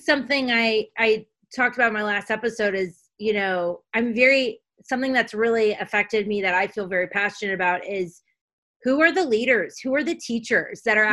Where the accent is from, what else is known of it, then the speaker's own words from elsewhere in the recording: U.S. Virgin Islands; now in United States; when I grew up in St. Thomas, it was black